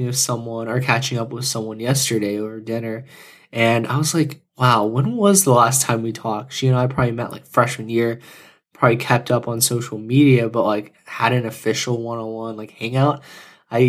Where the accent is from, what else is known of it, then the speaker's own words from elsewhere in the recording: Houston, Texas, United States; moved away as an adult; also born or lived in Austin, Texas; now in Bay Area, United States; I grew up in Houston and pretty much a Texas boy all my life